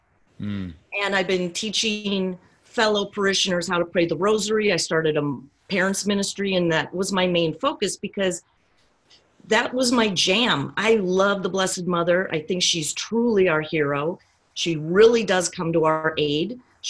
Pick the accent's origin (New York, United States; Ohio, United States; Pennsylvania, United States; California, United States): California, United States; San Diego; I'm from San Diego